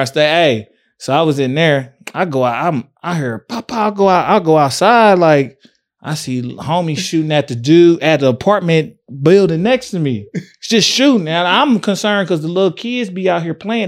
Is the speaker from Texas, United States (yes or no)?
yes; Tyler, Texas, United States; also born or lived in Fort Worth; I'm from West Side, West Tyler